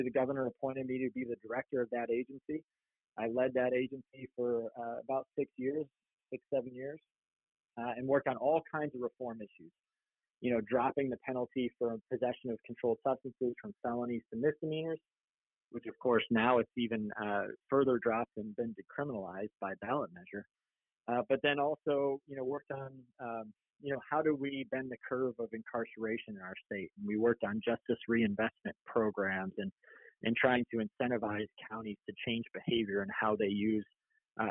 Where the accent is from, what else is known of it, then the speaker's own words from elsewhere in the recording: upstate New York, United States; moved away as an adult; also born or lived in New Orleans; now in Portland, United States; I grew up in New York, in upstate New York